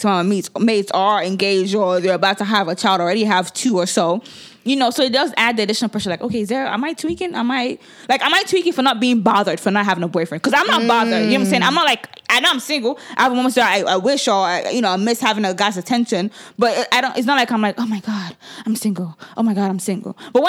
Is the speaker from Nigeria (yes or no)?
yes; Nigeria; As a Nigerian woman, how is that being single?